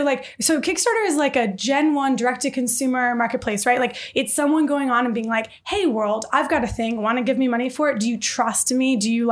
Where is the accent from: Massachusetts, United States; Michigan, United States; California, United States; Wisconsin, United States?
Michigan, United States; Detroit; born or raised there